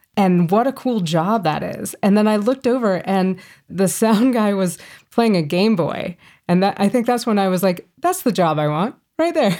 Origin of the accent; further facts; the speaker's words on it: Fort Collins, Colorado, United States; also born or lived in Boulder, Colorado; I grew up here in Colorado, in Fort Collins, about an hour north of Denver.